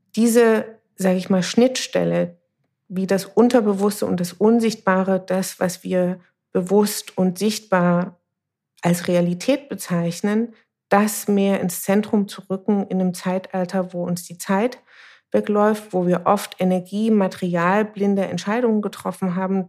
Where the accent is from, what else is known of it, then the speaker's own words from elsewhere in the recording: Dresden, Saxony, Germany; Ich bin in Dresden geboren, gehöre zu der Generation der sogenannten Unberatenen, das heißt dritte Generation Ost.